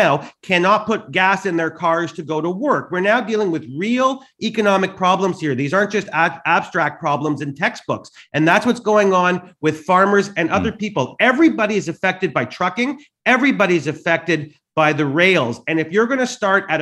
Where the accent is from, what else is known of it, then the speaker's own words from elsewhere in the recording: Canada; I'm Canadian